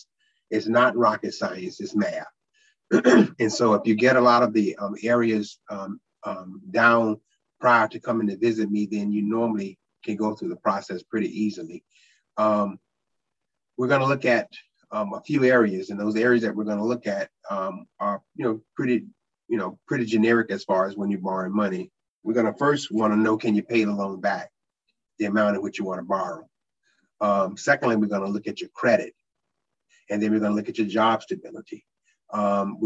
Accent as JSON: {"language": "English", "town": "North Augusta", "region": "South Carolina", "country": "United States", "tie": "born or raised there", "said": "I grew up in North Augusta. I was born at the old University Hospital for the old folks"}